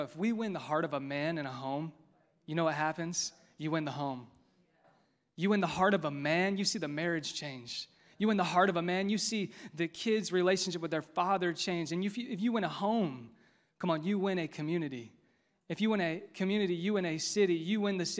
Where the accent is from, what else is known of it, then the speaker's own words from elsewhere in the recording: Westfield, Indiana, United States; growing up in Westfield. This is my hometown.